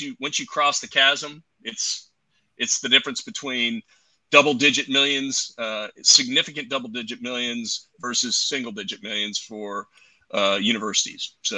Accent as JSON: {"language": "English", "region": "Southern California", "country": "United States", "tie": "born or raised there", "moved": "yes", "said": "I was born in Southern California."}